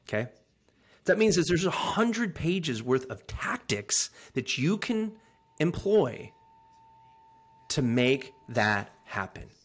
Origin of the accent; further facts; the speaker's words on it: Sacramento, California, United States; moved away; also born or lived in England / Anchorage, Alaska; a good old, like, Polish farmer from Northern California